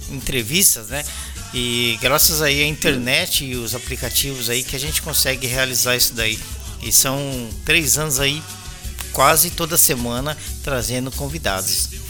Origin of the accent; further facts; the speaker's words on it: São Paulo, Brazil; also born or lived in Belo Horizonte; eu sou paulista, mas eu morei oito anos em BH, né?